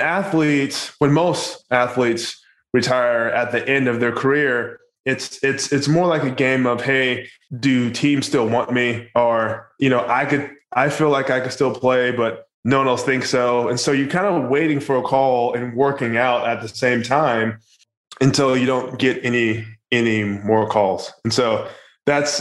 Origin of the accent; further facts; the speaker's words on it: California, United States; moved away as an adult; also born or lived in Philadelphia / Southwest Florida; now in Nashville, United States; I'm originally from California and I was born and raised in California and I actually didn't want to leave